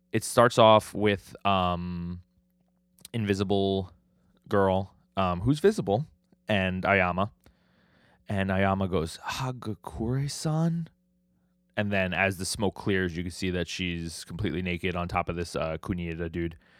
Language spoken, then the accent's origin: English; New York City, New York, United States; I'm from New York City. We, we're, we live in Staten Island